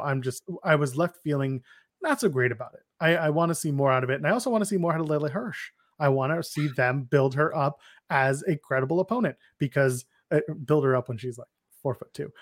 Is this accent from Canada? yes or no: yes; Canada; I'm also Canadian